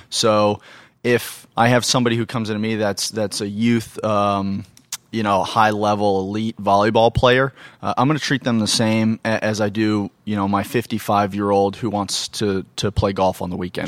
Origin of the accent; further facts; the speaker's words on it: Phoenix, Arizona, United States; I grew up in Phoenix, Arizona